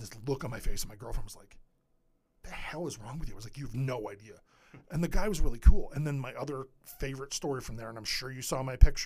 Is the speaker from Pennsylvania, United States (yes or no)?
yes; Edinboro, Pennsylvania, United States; I grew up in Edinburgh